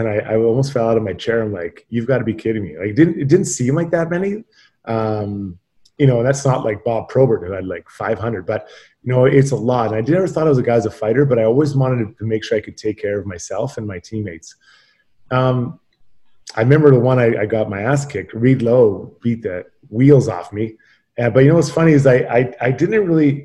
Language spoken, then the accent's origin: English; Edmonton, Alberta, Canada; growing up in Edmonton, Mark Messier was my idol